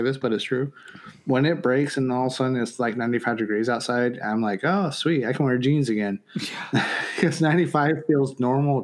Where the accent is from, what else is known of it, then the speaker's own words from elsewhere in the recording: Western Pennsylvania, United States; moved away; growing up in Pennsylvania